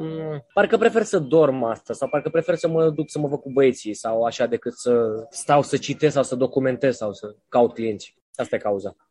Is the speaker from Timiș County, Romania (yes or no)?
no; Constanța, Constanța County, Romania; din Mamaia Nord, din Constanța, de unde sunt eu